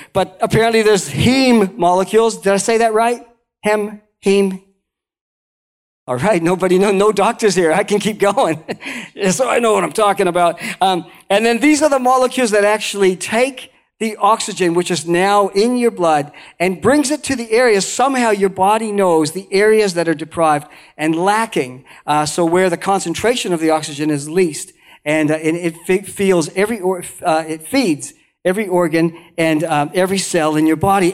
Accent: Canada; moved away as an adult; also born or lived in Banff, Alberta; now in New Zealand; I was born in Canada, uh, the, right in the middle of Canada, around the lakes

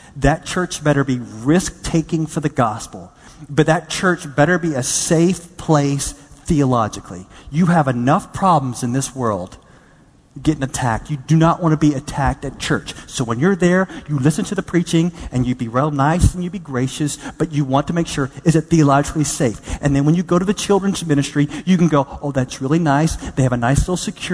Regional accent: Texas, United States; I'm from Texas

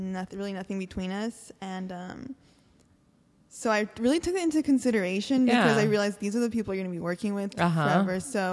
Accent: Orange County, California, United States; Yeah, I grew up in Orange County.

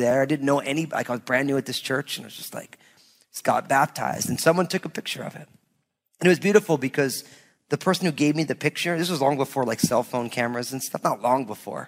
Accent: New Jersey, United States; also born or lived in Southwest Washington; now in Washington, United States; growing up in New Jersey

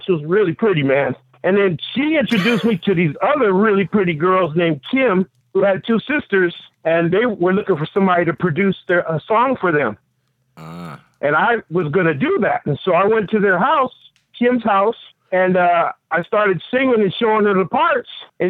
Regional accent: San Francisco, California, United States; born or raised there; also born or lived in Kingston, Jamaica / Daly City

